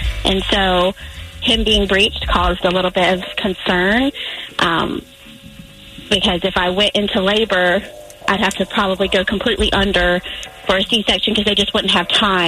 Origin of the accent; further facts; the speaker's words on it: Florence, South Carolina, United States; Well, first of all, Kelly, I'm from Florence, too.